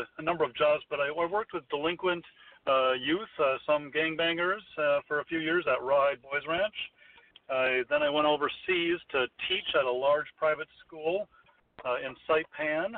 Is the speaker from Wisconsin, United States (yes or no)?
yes; Green Bay, Wisconsin, United States; also born or lived in Plymouth, Massachusetts / Minneapolis; now in Minnesota, United States; I was born in Plymouth, Massachusetts, grew up in Wisconsin in Green Bay